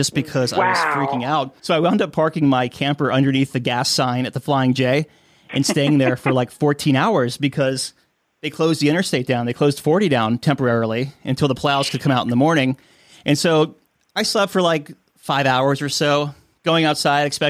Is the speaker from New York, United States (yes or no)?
no; Florida, United States; I'm from Florida